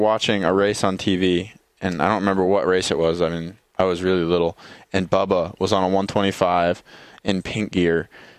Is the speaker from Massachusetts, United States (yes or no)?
no; Medina, Ohio, United States; Just south of Cleveland.